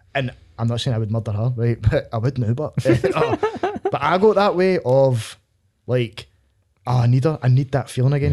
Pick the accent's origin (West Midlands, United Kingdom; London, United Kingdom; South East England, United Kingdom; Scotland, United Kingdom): Scotland, United Kingdom; Glasgow; I'm for, like, Millcroft, Springburn